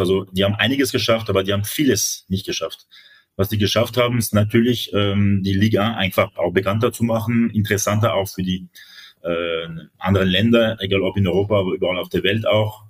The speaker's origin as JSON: {"language": "German", "country": "France", "said": "das sage ich als Franzose"}